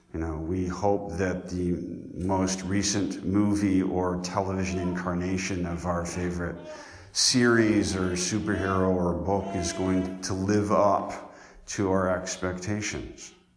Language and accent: English; Colorado, United States; now in Decatur, Illinois, United States; I grew up in Colorado